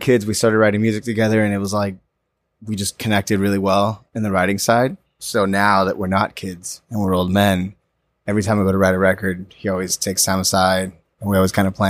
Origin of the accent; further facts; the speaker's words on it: Orlando, Florida, United States; I grew up in Orlando.